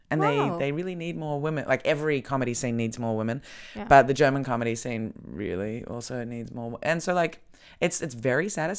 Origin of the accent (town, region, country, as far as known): Melbourne, Victoria, Australia